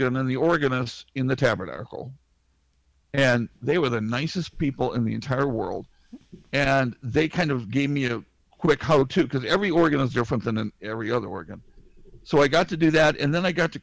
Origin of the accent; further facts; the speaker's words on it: Ohio, United States; moved away as an adult; also born or lived in Salt Lake City, Utah; got an offer to come to my hometown and be involved in a firm, and I'm still here